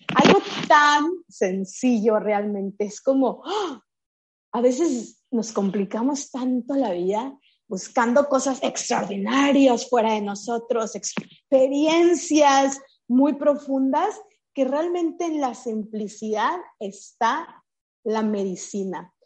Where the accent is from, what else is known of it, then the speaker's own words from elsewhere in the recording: Chihuahua, Mexico; Yo crecí, nací en Chihuahua, en el norte de México.